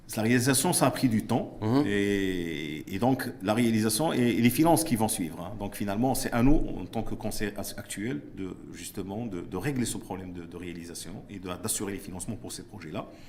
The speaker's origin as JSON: {"language": "French", "country": "Morocco", "said": "je suis marocain, j'investis au Maroc."}